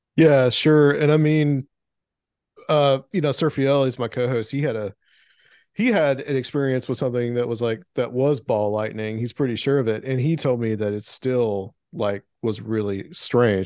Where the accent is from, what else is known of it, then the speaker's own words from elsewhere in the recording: the South, United States; growing up in the South, I mean, I was always exposed to the Civil War, especially in the town that I grew up in, because it was a Civil War battle site.